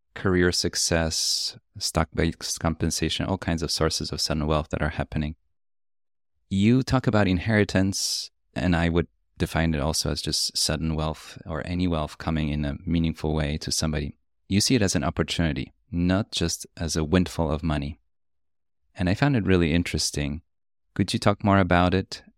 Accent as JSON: {"language": "English", "country": "Poland", "tie": "born or raised there", "moved": "yes", "said": "I grew up in Poland"}